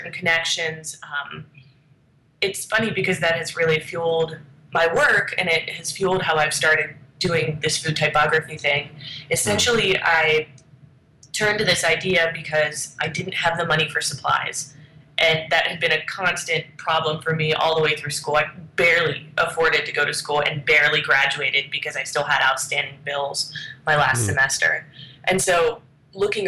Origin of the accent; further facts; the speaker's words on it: Steubenville, Ohio, United States; also born or lived in New Jersey / Canton, Ohio; I've spent almost my entire life in Ohio. I was, I guess, raised is the right term, in Steubenville